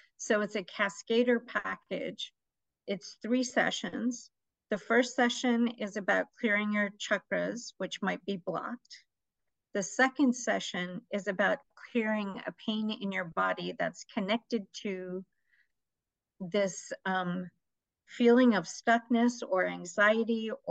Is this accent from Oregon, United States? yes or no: no; New York, United States; also born or lived in Nawabganj, India / Michigan; I was born in Nawabganj, India, but I was raised mostly in America. I came to America when I was 3 years old. So we started out in Michigan. And then most of my life, I've been in New York, Queens, New York